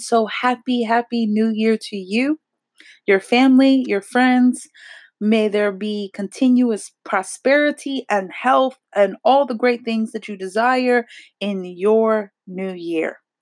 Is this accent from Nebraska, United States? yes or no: no; New Jersey, United States; accent: New Jersey; I am from New Jersey, so I do have a little bit of a accent